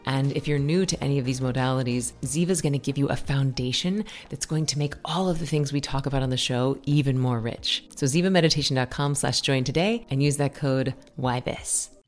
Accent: Tallahassee, Florida, United States; I was from Tallahassee, so I didn't have to, like, change and uproot my life when I went to college

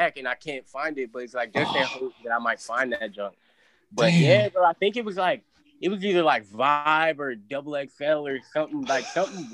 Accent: Virginia, United States; I'm from the South

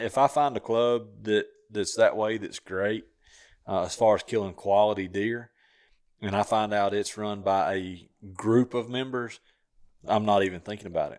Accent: Southern Tennessee, United States; where I grew up hunting in Southern Tennessee

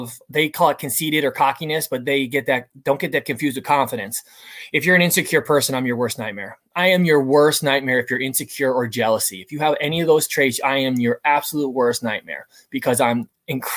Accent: United States; I grew up just outside the New York City area

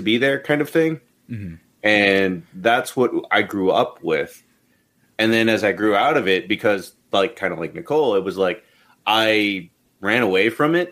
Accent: Texas, United States; moved away; my hometown

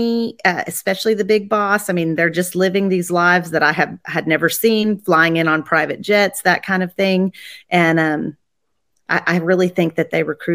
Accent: Texas, United States; also born or lived in Colorado; my parents moved me down here when I was 2. I claim that I'm a Texan

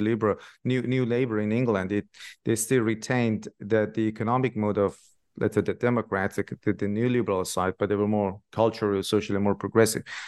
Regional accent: Shiraz, Fars, Iran; moved away; I'm from Shiraz myself originally in Iran

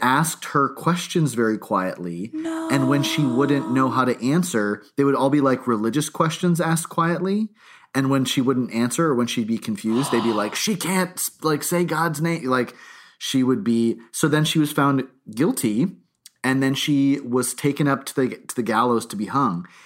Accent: New Hampshire, United States; I grew up, I grew up in New Hampshire nearby

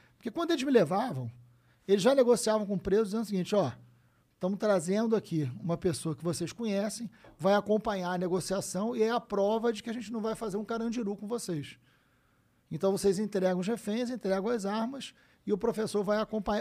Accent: Niterói, Rio de Janeiro, Brazil; nasci em Niterói, São Gonçalo ali

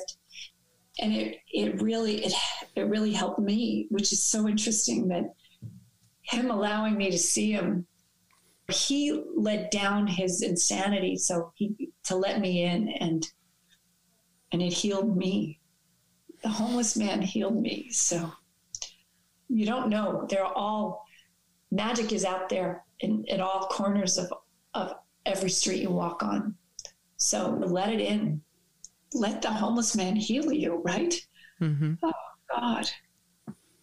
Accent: New York City, New York, United States; growing up in New York City.

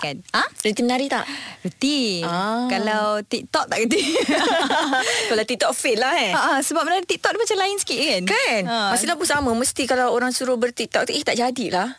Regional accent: Johor, Malaysia; saya orang Johor

